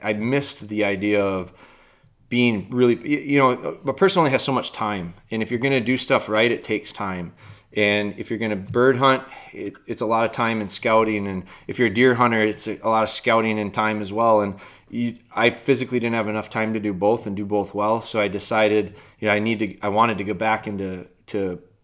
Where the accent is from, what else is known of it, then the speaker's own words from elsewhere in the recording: Wisconsin, United States; I'm from Wisconsin, and up here, you know, the deer hunting culture is really strong. And I was raised a deer hunter.